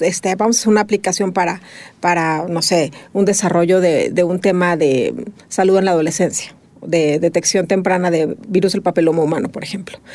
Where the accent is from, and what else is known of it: Mexico